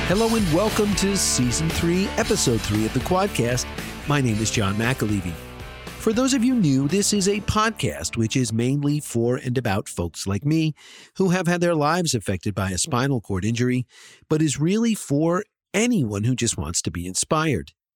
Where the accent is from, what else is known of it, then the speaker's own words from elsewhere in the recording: New Jersey, United States; I grew up in New Jersey here